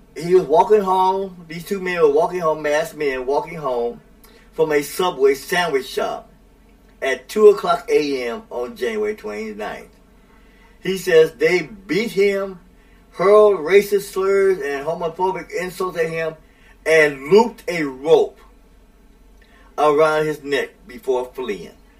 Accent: United States; I don't have a problem being an American in this country

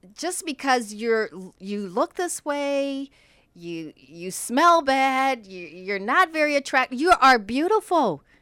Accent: Indiana, United States; growing up in Indiana

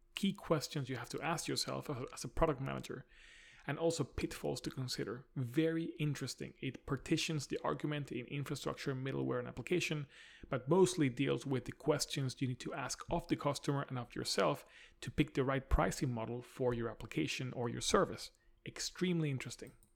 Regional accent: Spain; now in London, United Kingdom; Spain, which is my home country

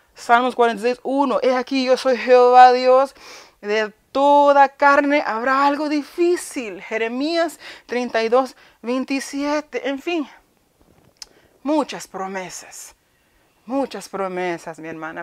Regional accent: New York, United States; also born or lived in Honduras; Pero yo crecí en Nueva York, pero viví un tiempito en Honduras

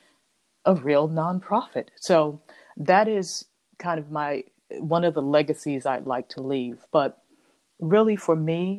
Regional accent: New York City, New York, United States; growing up and living in Harlem

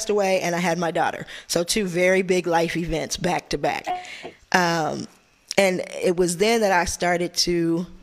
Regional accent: San Francisco, California, United States; I went to a little school called French American International School

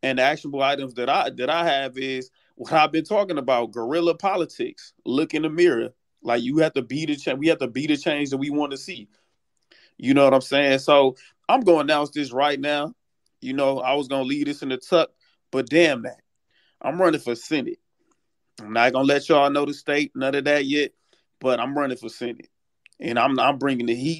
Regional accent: St. Louis, Missouri, United States; now in San Antonio, United States; I currently live in San Antonio, but I'm originally from St. Louis, Missouri

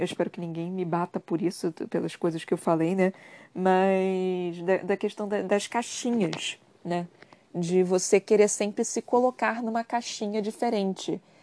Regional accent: Brazil; eu sou brasileira

